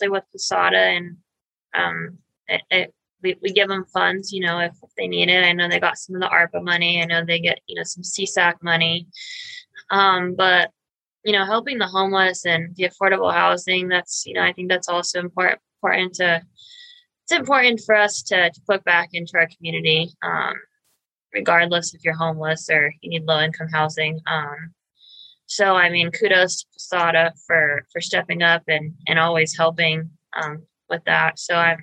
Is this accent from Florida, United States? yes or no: no; Pueblo, Colorado, United States; born and raised in Pueblo, I graduated from South High School in 2007.